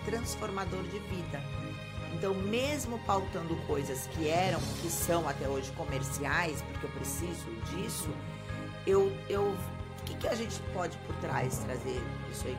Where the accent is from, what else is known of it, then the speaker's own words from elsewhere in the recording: Santos, São Paulo, Brazil; Eu que nasci em Santos, na, estudei em Santos, fiquei aqui em Santos